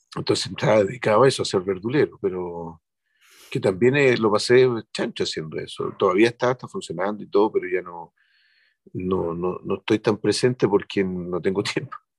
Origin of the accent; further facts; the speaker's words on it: Chile; somos los chilenos